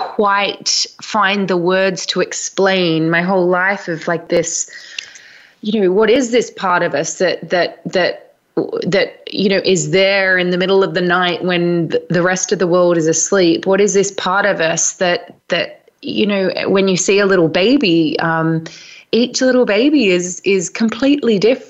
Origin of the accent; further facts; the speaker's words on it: Australia; also born or lived in London; now in Glastonbury, United Kingdom; so you can probably tell from my accent, I'm originally from Australia. I moved to London about 15 years ago, and now I live in Glastonbury in the southwest of England.